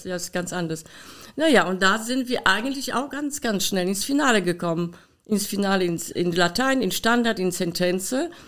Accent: Poland; German is a second language; now in Germany; meinen Akzent kann ich nicht loswerden, leider. Ich bin in Polen geboren

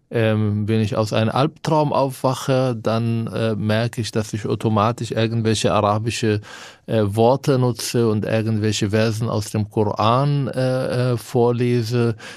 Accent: Palestine; now in Germany; Sag ja, ich bin äh, seit 16 Jahren hier, aber bin Palästinenser.

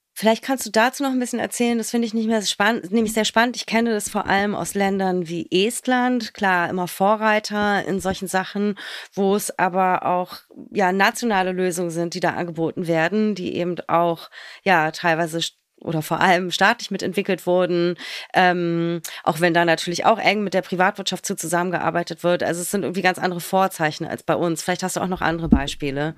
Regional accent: Berlin, Germany

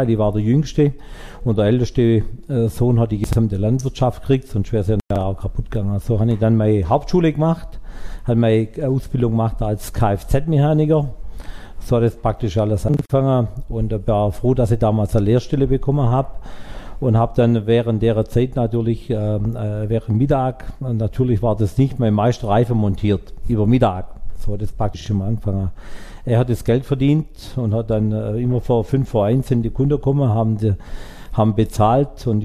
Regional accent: Baden-Württemberg, Germany; Ich komme hier aus Frohnstädter Eichelau. Das ist ein kleines Dorf in der Gemeinde Frohnstädter, direkt auf der Schwäbischen Alb.

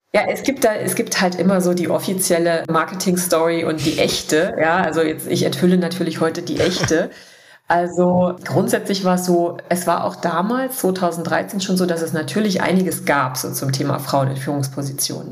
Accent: Dessau, Saxony-Anhalt, Germany; moved away as an adult; also born or lived in Berlin / Bavaria; ich komme aus Dessau. Ich habe da auch mein Abi gemacht, meine gesamte Kindheit verbracht

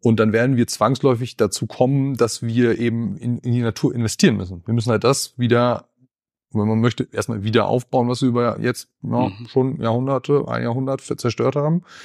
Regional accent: Schleswig-Holstein, Germany; also born or lived in Salzgitter; now in Bielefeld, Germany; aufgewachsen, aber von so gesehen dann fast Tag eins in äh, Ostholstein, also zwischen Kiel und Lübeck an der Ostseeküste

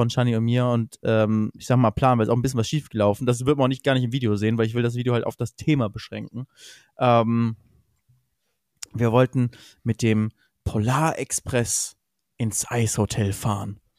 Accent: Cologne, North Rhine-Westphalia, Germany; aber es ist halt als Kölner, müsst ihr euch vorstellen, man weiß, der Schnee bleibt wirklich nur fünf Minuten.

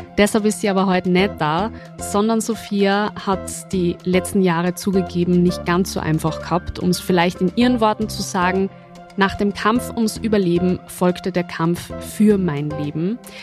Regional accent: Austria; bei uns in Österreich

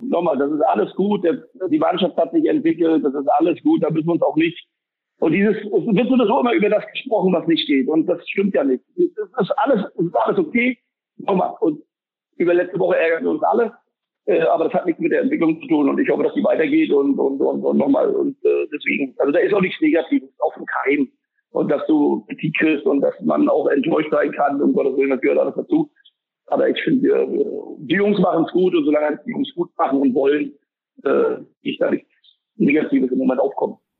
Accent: East Germany, Germany; gerade als Fußballer, wenn du da aufgewachsen bist, wo ich aufgewachsen bi

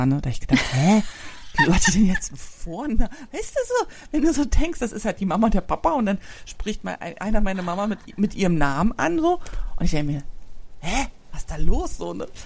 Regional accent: East Germany, Germany; also ich komme aus der DDR und den gibt's ja nicht mehr.

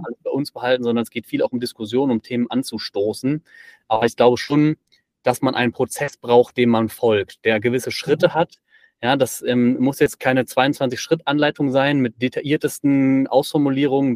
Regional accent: Bonn, North Rhine-Westphalia, Germany; also born or lived in Aachen; now in Ulm, Germany; ich bin eigentlich gebürtiger Bonner, wohne jetzt in Ulm

